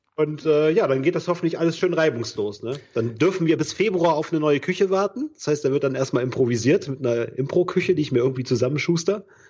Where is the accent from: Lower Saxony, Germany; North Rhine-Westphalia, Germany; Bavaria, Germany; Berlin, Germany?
North Rhine-Westphalia, Germany; Bergisches Land; moved away as an adult; now in Cologne, Germany; meine Heimat, das Bergische Land